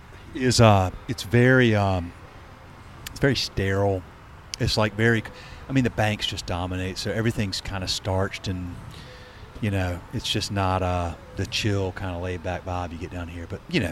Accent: Charlotte, North Carolina, United States; I grew up in Charlotte. It's gotten too big for me.

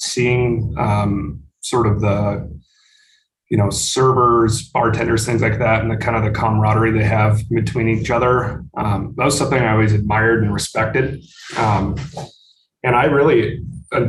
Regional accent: Billings, Montana, United States; also born or lived in Missoula, Montana; now in Helena, United States; I'm from Billings, which is just east of Helena. It's Montana's biggest city.

